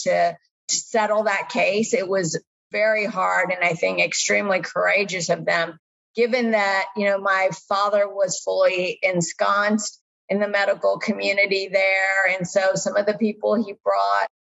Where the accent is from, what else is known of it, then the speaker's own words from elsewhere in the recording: Montgomery, Alabama, United States; also born or lived in India / Kansas City; I spent my formative years in Montgomery, Alabama. And so I, you know, call Montgomery my hometown.